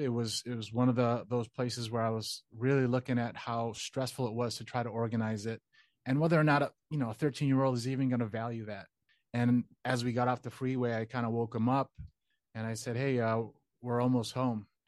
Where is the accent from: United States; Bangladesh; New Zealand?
United States; Chicago, Illinois; born and raised in Chicago